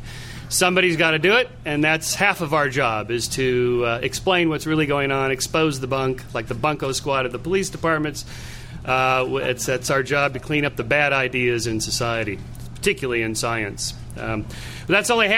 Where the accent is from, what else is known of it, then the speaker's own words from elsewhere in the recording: Southern California, United States; I'm from Southern California